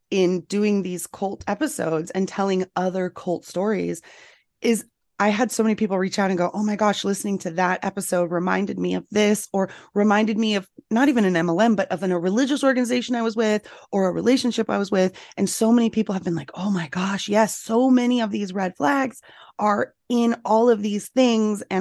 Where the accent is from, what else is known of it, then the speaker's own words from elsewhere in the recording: Northeast, United States; I'm from the Northeast.